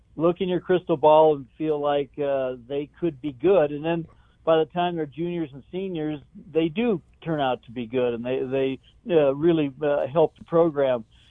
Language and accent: English; Cheyenne, Wyoming, United States; also born or lived in Laramie, Wyoming; I'm from Cheyenne, which is uh, 45 miles to the east of, of Laramie